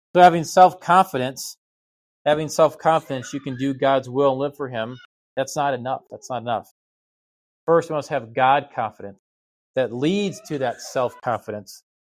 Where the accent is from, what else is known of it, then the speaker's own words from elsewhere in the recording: United States; as an American